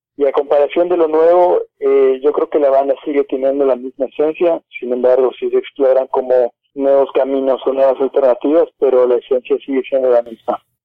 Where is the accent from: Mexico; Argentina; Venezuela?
Mexico; Mérida, Yucatán; moved away as an adult; now in Mexico City, Mexico; nosotros somos originarios de Mérida